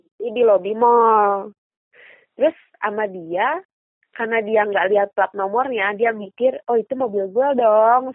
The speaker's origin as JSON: {"language": "Indonesian", "town": "Bandung", "region": "West Java", "country": "Indonesia", "said": "Gue asli Bandung"}